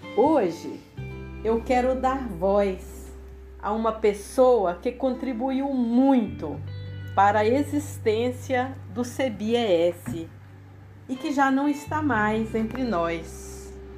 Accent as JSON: {"language": "Portuguese", "region": "Goiás", "country": "Brazil", "tie": "born or raised there", "moved": "as an adult", "lives_now": "Espírito Santo, Brazil", "said": "nasci e vivi em Goiás"}